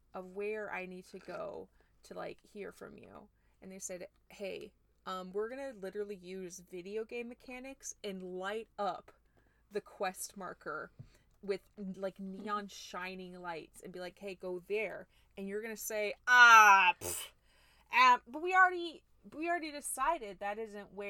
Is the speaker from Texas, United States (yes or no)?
no; Minnesota, United States; I'm from Minnesota